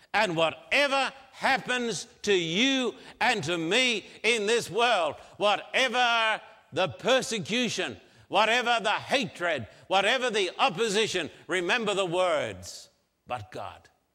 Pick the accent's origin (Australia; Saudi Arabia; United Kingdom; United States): Australia; I'm an Australian